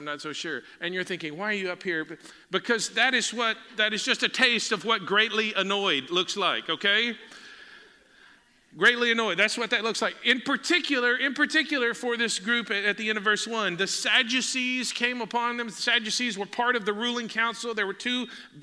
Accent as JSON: {"language": "English", "region": "Texas", "country": "United States", "said": "we're from Texas"}